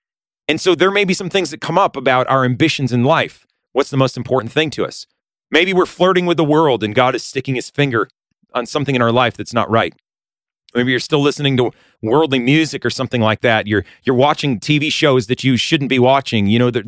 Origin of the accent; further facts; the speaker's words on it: Massachusetts, United States; When I was younger, I grew up in Western Massachusetts, and we tried to make a garden.